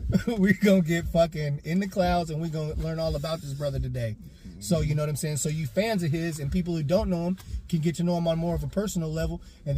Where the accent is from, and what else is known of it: Portland, Oregon, United States; born or raised there; also born or lived in Arkansas